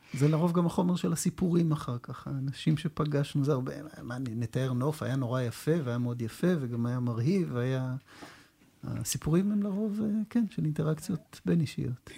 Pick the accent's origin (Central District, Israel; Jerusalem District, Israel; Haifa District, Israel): Jerusalem District, Israel; Jerusalem; אני גדלתי בירושלים